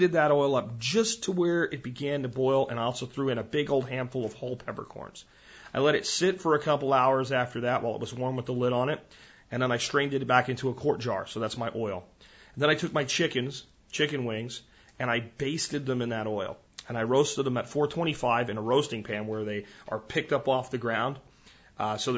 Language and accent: English; Texas, United States; moved away; I'm a Texan. And that's why we're building our new homestead back in Texas